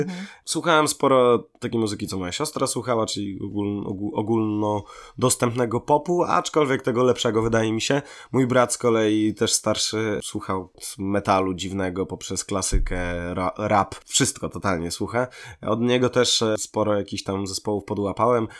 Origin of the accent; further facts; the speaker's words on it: Łomża, Podlaskie Voivodeship, Poland; moved away as an adult; also born or lived in Gdańsk-Wrzeszcz / Sopot; now in Gdańsk, Poland; z mojego rodzinnego miasta Złomży